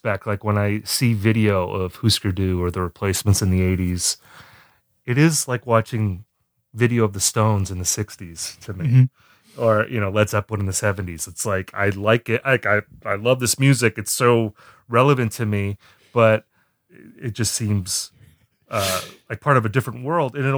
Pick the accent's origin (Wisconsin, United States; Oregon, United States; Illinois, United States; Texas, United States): Wisconsin, United States; moved away; I'm from Wisconsin originally